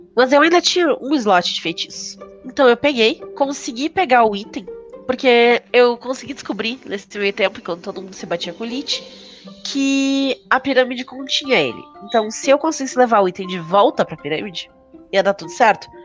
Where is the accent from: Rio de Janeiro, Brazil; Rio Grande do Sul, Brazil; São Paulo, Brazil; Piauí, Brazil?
Rio Grande do Sul, Brazil; Porto Alegre; eu sou de Porto Alegre